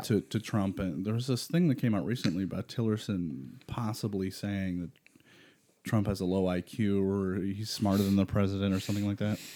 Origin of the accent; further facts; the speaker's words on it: Rochester, New York, United States; we're from Rochester